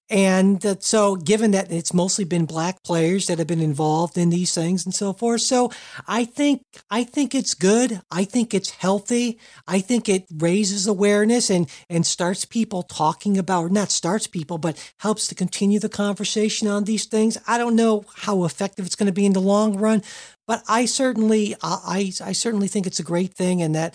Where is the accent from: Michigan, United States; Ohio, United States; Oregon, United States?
Ohio, United States; Cincinnati; I could get tickets to the big Steelers Bengals game here in my hometown of Cincinnati